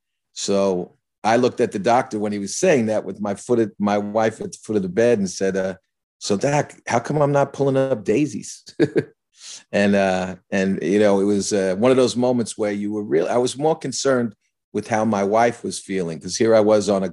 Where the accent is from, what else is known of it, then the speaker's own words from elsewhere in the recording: New York, United States; So I knew as a New Yorker, you know, if you get in a hospital room and operation in 2 days, it's serious.